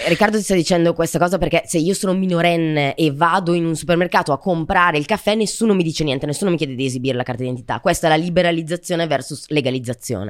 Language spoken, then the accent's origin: Italian; Brescia, Lombardy, Italy; io sono di Brescia